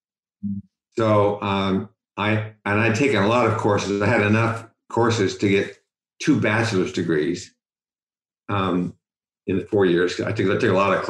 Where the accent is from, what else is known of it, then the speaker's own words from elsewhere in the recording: Utah, United States; moved away as an adult; also born or lived in West Virginia / Cincinnati, Ohio; now in San Francisco, United States; I was born in West Virginia, but as soon as the war was over, my father came out and got my mother from where she was in West Virginia and moved out to Utah